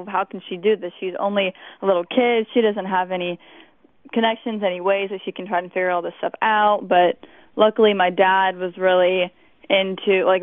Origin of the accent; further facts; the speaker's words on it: Galveston, Texas, United States; I was born on Galveston Island in Texas